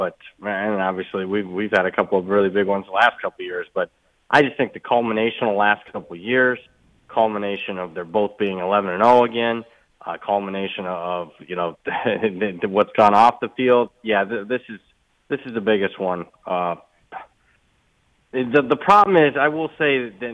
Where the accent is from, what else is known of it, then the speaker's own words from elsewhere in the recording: Toledo, Ohio, United States; moved away; I'm from Toledo, Ohio